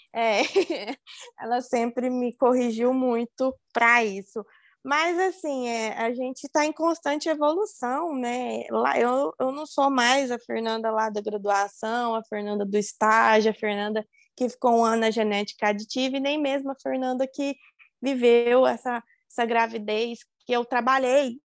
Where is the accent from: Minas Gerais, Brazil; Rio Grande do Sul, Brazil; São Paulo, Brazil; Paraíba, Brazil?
Minas Gerais, Brazil; Uberlândia; Eu estava morando em Uberlândia, né? Na, na onde, onde eu sou nascida, onde eu fui criada e onde eu fiz a faculdade.